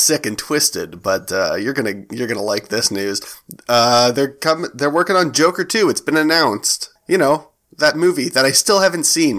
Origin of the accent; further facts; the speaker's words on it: Canada; we're Canadian.